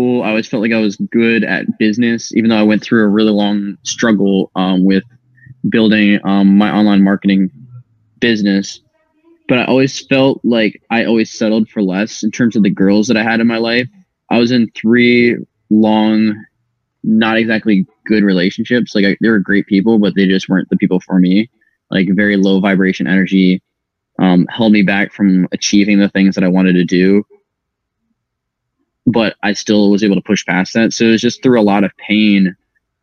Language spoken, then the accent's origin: English; Maryland, United States; moved away; also born or lived in Las Vegas; I am originally from Maryland.